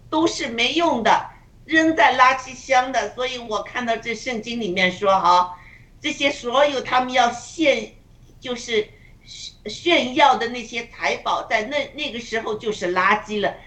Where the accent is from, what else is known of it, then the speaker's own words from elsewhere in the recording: China; 我们中国人